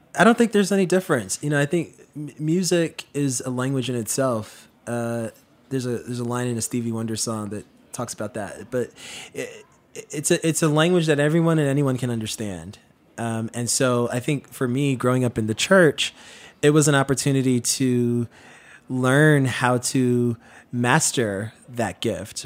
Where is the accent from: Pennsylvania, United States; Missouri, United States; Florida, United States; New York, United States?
New York, United States; New York City; So when I was born back in the nineties, you know, growing up in Queens